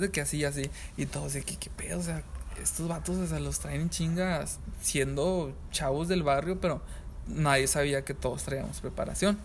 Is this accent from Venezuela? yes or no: no; San Pedro Garza García, Nuevo León, Mexico; Yo soy de San Pedro.